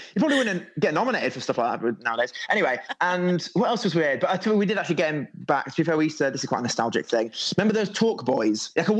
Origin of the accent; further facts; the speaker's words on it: Harrogate, Yorkshire and the Humber, United Kingdom; also born or lived in Leeds / Well, near Bedale, North Yorkshire; I was born in Leeds and I moved to a little village called Well out near Beedale in the sort of the Yorkshire Moors area.